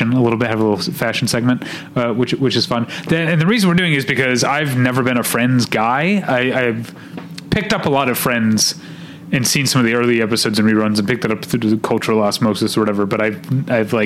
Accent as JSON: {"language": "English", "region": "Midwest", "country": "United States", "accent": "Midwestern", "moved": "yes", "said": "my Midwestern accent"}